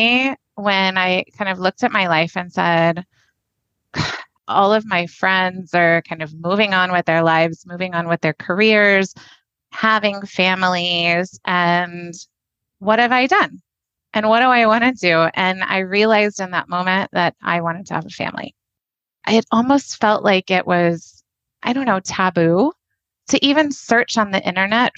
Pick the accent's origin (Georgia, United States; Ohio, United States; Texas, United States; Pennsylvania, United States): Texas, United States; Fort Worth; I grew up in the Fort Worth area.